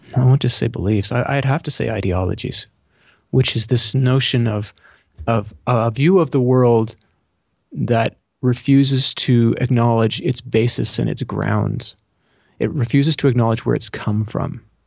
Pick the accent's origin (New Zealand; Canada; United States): Canada; being Canadian